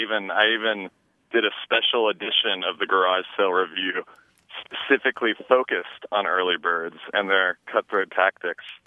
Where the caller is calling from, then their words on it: Crescent City, California, United States; I'm calling from Northern California in Crescent City